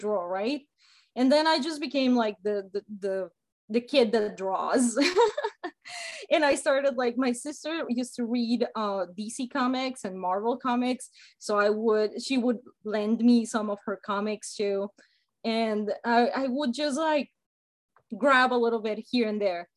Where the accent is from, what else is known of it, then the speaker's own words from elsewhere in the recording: Mexico; first language Spanish; English is a second language; now in United States; I grew up in Mexico